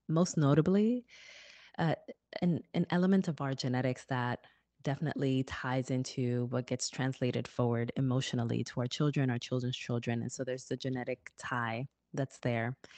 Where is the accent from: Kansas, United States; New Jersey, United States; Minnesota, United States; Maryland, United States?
New Jersey, United States; Newark; my hometown of Newark, New Jersey